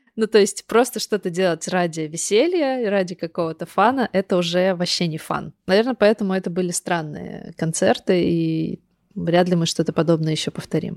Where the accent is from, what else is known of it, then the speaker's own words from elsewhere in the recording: Kogalym, Khanty-Mansi Autonomous Okrug, Russia; also born or lived in Surgut; я вот выросла в Западной Сибири, в городе Кагалым. Это рядом с Сургутом, с Тюменью, вот в этом регионе